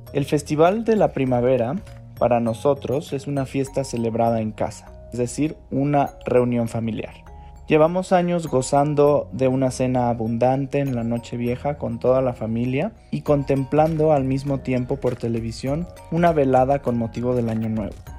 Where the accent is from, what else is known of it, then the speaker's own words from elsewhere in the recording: China; now in Mexico; A grandes rasgos, en todo el país solemos ir a la casa de nuestros seres queridos